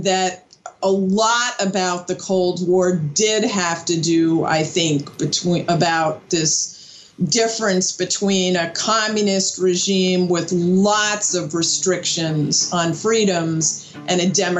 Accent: United States; and as an American

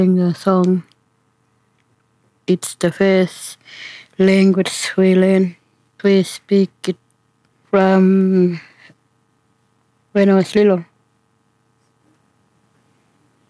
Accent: Warakurna, Western Australia, Australia; first language Ngaanyatjarra; English is a second language; I'm from Warrakoon area

